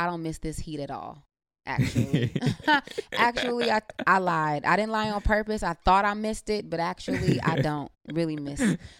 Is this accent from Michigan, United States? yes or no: no; Cleveland, Ohio, United States; being away from Cleveland for so long, you know, when I come back, my perspective of things is so different. And growing up here, it seemed more metropolita